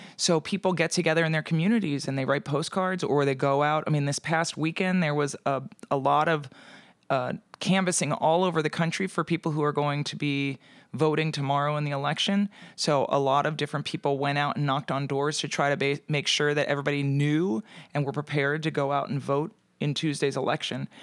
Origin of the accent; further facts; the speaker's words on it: Pennsylvania, United States; moved away; I also have to go home to Pennsylvania during the holidays